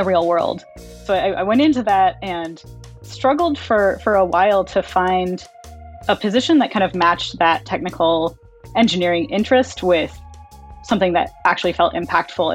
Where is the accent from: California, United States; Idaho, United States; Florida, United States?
California, United States; I grew up in California